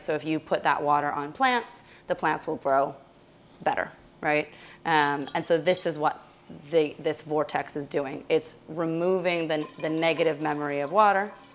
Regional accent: Russia; moved away; I'm originally from Russia

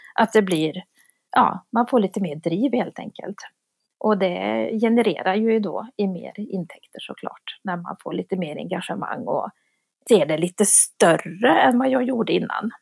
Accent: Värmland, Sweden; now in Gothenburg, Sweden; jag är ju från Värmland också som du är. Men jag har ju bott i Göteborg.

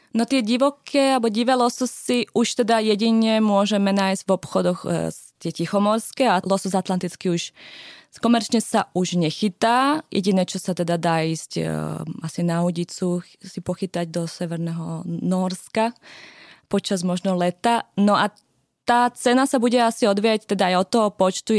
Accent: Slovakia; now in Norway; u nás na Slovensku

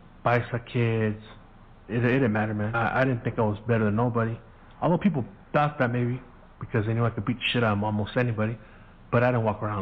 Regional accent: San Gabriel, California, United States; first language Spanish; English is a second language; growing up in Mexican neighborhoods

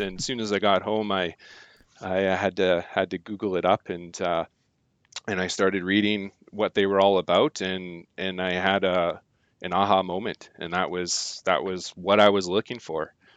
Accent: Surrey, British Columbia, Canada; now in Trail, Canada; grew up in Surrey. mean streets of Surrey.

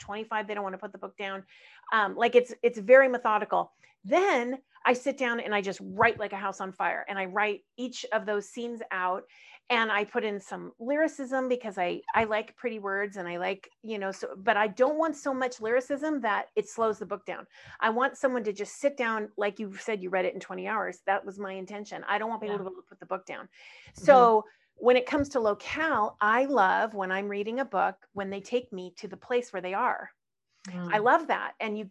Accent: California, United States; Born and raised in California

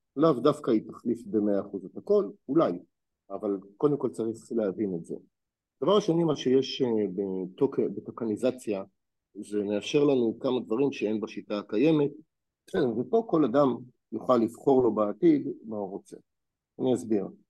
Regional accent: Israel; אני כישראלי

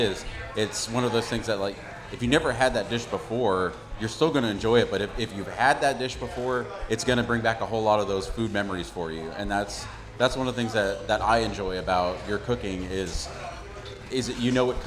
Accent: Texas, United States; we're from Texas

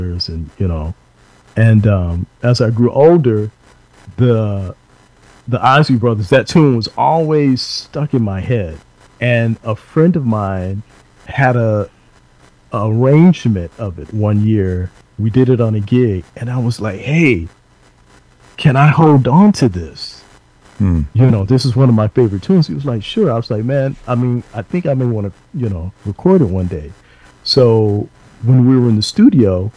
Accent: Dallas, Texas, United States; the neighborhood that we grew up in Dallas

